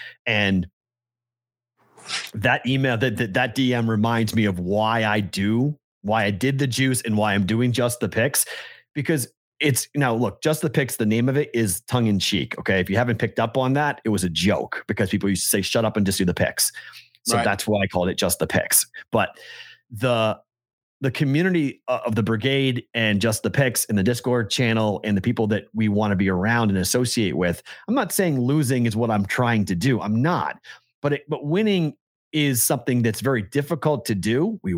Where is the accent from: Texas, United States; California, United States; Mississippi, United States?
Mississippi, United States; I'm from South Mississippi, so it might not make a lot of sense, but I'm a Red Sox fan due to my hatred of the Yankees